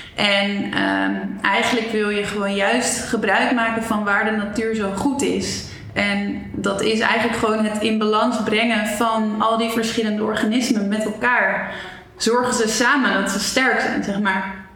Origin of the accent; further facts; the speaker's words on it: Zeist, Utrecht, Netherlands; moved away as an adult; also born or lived in Amsterdam; ik ben geboren in Zeist